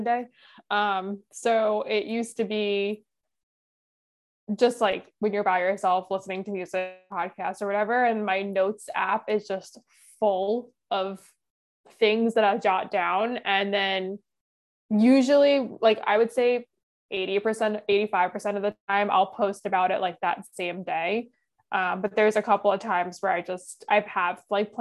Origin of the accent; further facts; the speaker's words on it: New York, United States; being a New Yorker